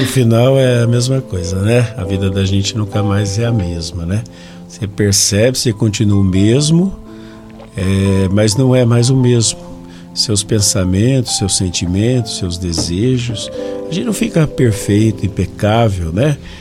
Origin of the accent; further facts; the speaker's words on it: Jacareí, São Paulo, Brazil; eu sou de Jacareí